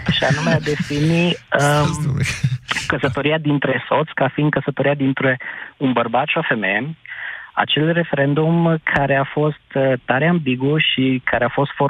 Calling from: Arad, Arad County, Romania; Vă sunt din Arad

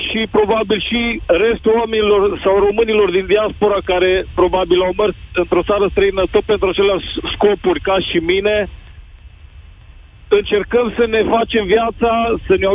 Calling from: Norway; momentan vă sunt din Norvegia, țară unde momentan și locuiesc și sunt într-adevăr cu toată familia aici.

